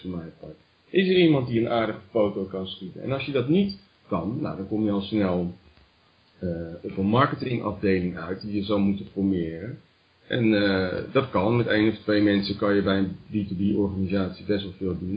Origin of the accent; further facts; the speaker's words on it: Rotterdam, South Holland, Netherlands; moved away; ik ben ook geboren in Delfthaven